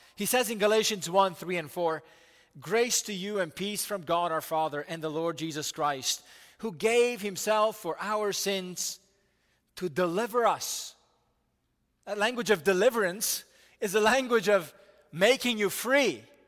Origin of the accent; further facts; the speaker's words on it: United States; as American people